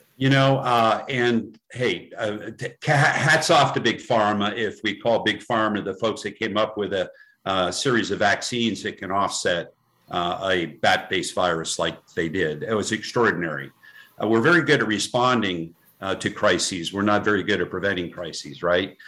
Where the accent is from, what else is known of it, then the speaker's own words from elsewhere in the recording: the coast of New Jersey, United States; moved away as an adult; also born or lived in Vermont; and I was bred in New Jersey, uh, the coast of New Jersey